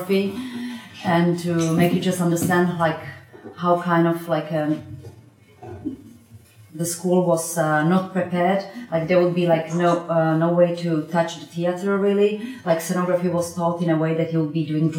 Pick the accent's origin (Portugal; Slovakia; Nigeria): Slovakia; moved away as an adult; also born or lived in Italy; I'm coming from Slovakia